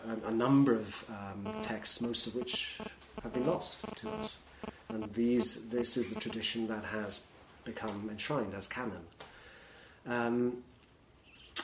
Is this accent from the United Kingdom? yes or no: yes; Welsh, Wales, United Kingdom; I was brought up as a Welsh nonconformist Congregationalist